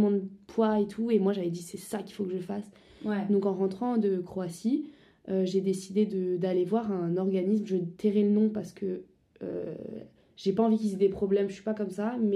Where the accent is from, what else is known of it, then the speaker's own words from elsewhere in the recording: Strasbourg, Grand Est, France; moved away as an adult; now in Paris, France; j'ai 21 ans, je viens à la base de Strasbourg